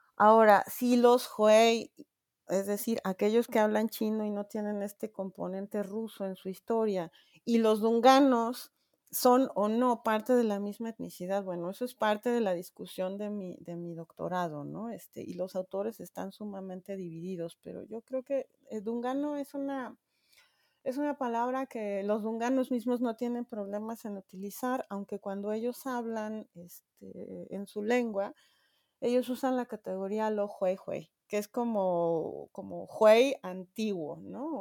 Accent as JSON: {"language": "Spanish", "country": "Mexico", "said": "siendo yo mexicana"}